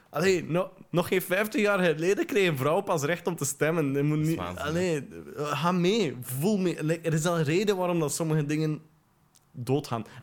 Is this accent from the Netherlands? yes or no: no; West Flanders, Belgium; vroeger heb ik ook het inwoord gezegd toen ik 16 was of zo. Want ik kom uit West-Vlaanderen.